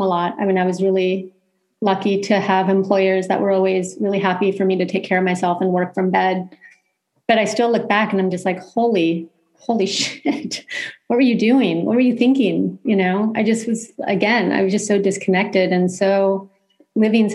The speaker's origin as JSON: {"language": "English", "region": "California", "country": "United States", "said": "being a Californian"}